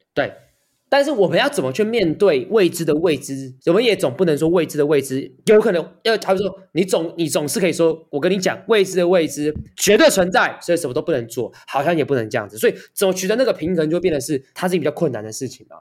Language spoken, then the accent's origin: Chinese; Taiwan; 作为一个台湾人